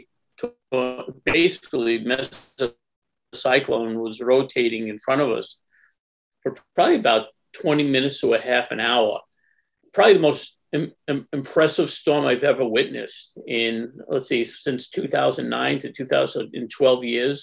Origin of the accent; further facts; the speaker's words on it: Long Island, New York, United States; I grew up in Long Island, near New York, not New York City